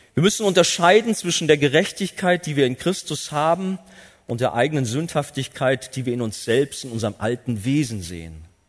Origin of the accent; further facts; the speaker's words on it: Germany; als Deutsche